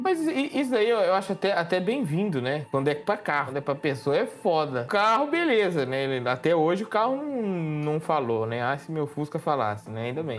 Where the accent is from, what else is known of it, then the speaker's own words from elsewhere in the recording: Araçatuba, São Paulo, Brazil; eu sou de Araçatuba